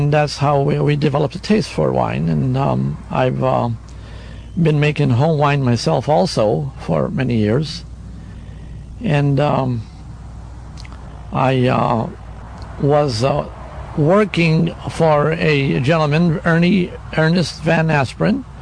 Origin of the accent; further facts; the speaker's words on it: San Francisco, California, United States; accent: American Maltese; I was born and raised in San Francisco